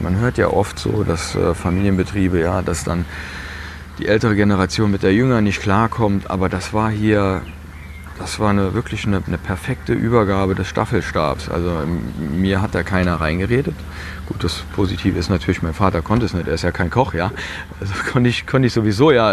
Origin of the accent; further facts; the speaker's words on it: Piesport, Rhineland-Palatinate, Germany; Ich fühle mich auch richtig wohl hier